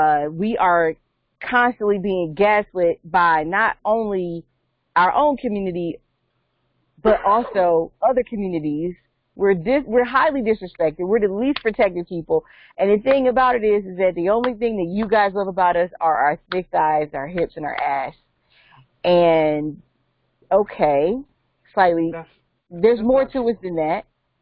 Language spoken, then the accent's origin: English; Calabasas, California, United States; especially growing up in Calabasas, we didn't have to deal